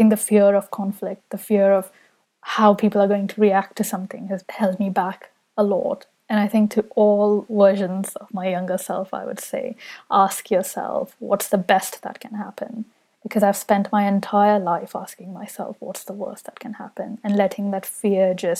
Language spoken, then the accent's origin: English; Saudi Arabia; now in London, United Kingdom; when I was growing up in Saudi Arabia, London, where I live now